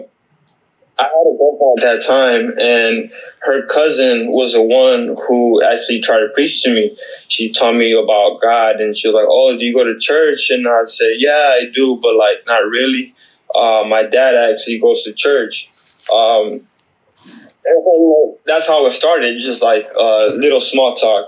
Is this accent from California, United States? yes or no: yes; California, United States; moved away as an adult; now in Seattle, United States; I'm originally from California. Born and raised in California. I moved out here 2015